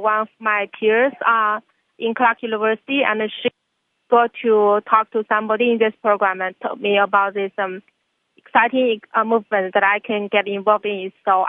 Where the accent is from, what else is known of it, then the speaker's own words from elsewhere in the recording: southern China, China; English is a second language; moved away as an adult; now in Worcester, United States; I'm from China and I didn't have a bike here